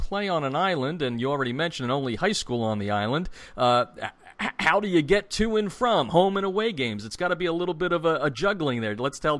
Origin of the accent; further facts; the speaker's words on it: Philadelphia, Pennsylvania, United States; accent: Philly; moved away; also born or lived in Atlanta; I lived in Atlanta, and they made fun of my accent from the Philly area.